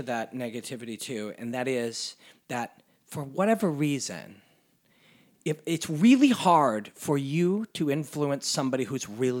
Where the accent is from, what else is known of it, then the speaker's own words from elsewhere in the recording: Canada; And that's been a part of being a Canadian, and that's been, we believe in that.